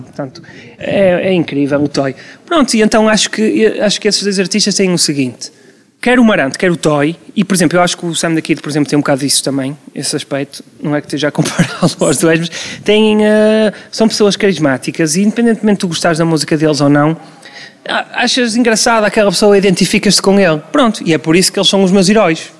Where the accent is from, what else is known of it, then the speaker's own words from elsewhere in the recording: Porto, Norte, Portugal; also born or lived in Vila Nova de Gaia, Portugal; eu sou portuense de primeira geração, a minha família toda é do Distrito da Guarda